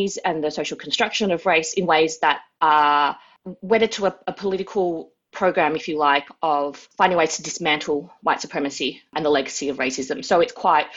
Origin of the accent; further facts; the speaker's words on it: Melbourne, Victoria, Australia; Wurundjeri country, Kulin Nations, where I am based. I was born and raised here